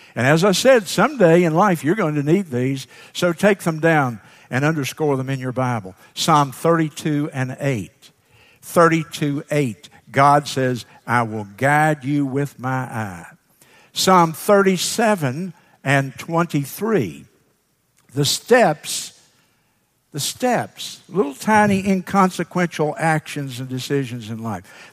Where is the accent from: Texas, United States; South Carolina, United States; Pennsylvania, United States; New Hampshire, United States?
South Carolina, United States; Sumter; graduate from Edmonds High School then in Sumter.